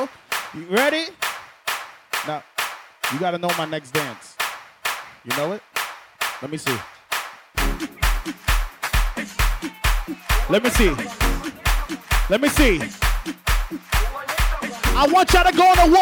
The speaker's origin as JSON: {"language": "English", "country": "Guyana", "also_born_or_lived": "New York", "said": "I'm from Guyana."}